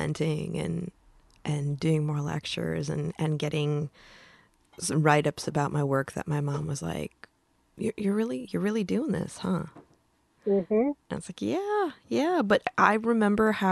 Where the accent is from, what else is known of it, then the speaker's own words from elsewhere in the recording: Midwest, United States; I come from the Midwest, right? We're all Lutheran